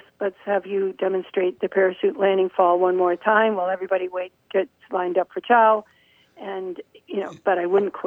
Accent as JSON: {"language": "English", "town": "Menomonie", "region": "Wisconsin", "country": "United States", "tie": "born or raised there", "said": "I was born and raised here in Menominee"}